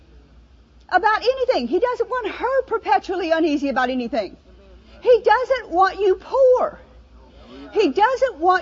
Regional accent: New Orleans, Louisiana, United States; moved away; also born or lived in Mississippi; I'm from the South, you know, New Orleans

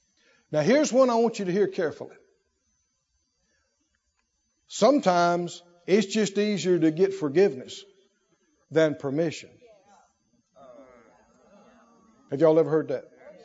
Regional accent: the South, United States; Heard this growing up in the South.

